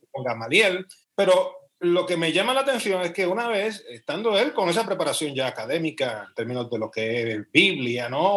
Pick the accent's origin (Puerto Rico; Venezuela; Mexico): Puerto Rico; moved away as an adult; now in Spain; después de 32 años, pues regresar a mi tierra.